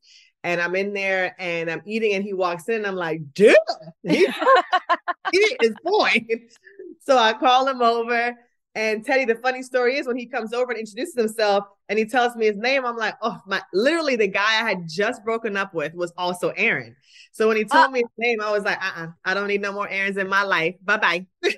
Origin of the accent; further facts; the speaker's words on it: Kingston, Jamaica; I'm from Kingston, Jamaica, and track and field is like the most popular sport there.